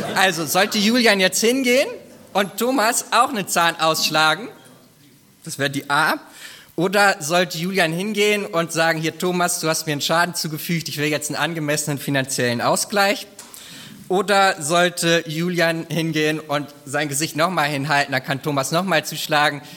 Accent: Germany; bei uns in Deutschland

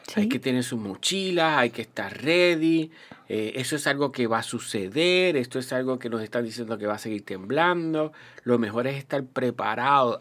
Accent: Puerto Rico; also born or lived in Toa Alta, Puerto Rico; es Puerto Rico y somos los puertorriqueños

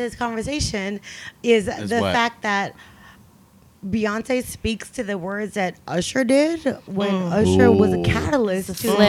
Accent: the Bay Area, California, United States; I'm from the Bay.

